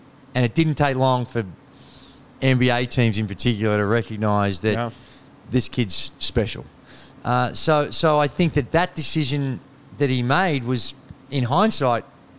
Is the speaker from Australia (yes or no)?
yes; Australia